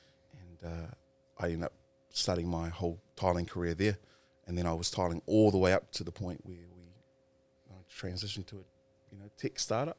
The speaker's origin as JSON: {"language": "English", "town": "Porirua", "region": "Wellington", "country": "New Zealand", "tie": "born or raised there", "also_born_or_lived": "Wairarapa", "lives_now": "Auckland, New Zealand", "said": "I grew up in Porirua, ended up moving down to the Wairarapa, where I spent the majority of my life, and then I ended up moving to Auckland, where we are today."}